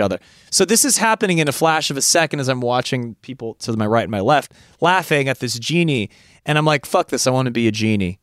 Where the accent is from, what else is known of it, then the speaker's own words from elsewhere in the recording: California, United States; I'm from California